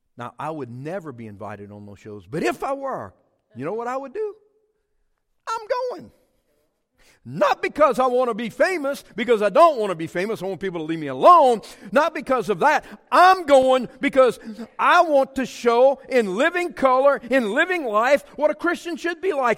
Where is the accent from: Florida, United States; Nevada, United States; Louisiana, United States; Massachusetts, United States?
Louisiana, United States; Cajun community; We were the Smiths of the Cajun community